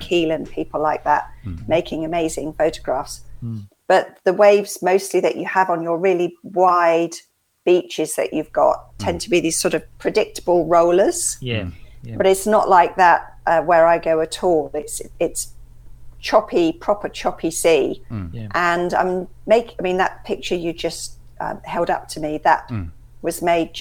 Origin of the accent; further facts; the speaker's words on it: West Sussex coast, South East England, United Kingdom; my dad in fact still lives in the house that I grew up in on the West Sussex coast